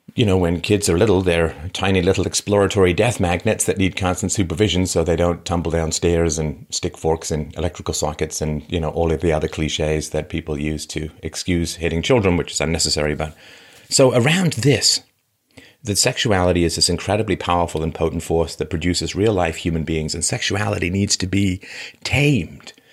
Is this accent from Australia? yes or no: no; London, United Kingdom; also born or lived in Athlone, Ireland; I was born in Ireland, in Athlone, Ireland, and spent a lot of time there growing up. I grew up mostly in London